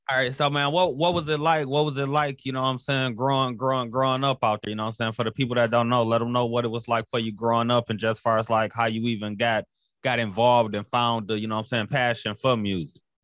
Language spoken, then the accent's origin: English; Flint, Michigan, United States; I'm from Flint, Michigan